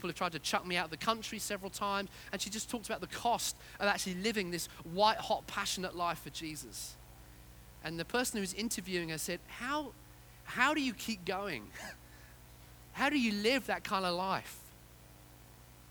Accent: Yorkshire and the Humber, United Kingdom; I was born in Yorkshire.

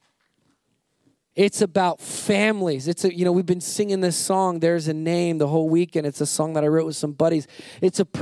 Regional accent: United States; I'm American

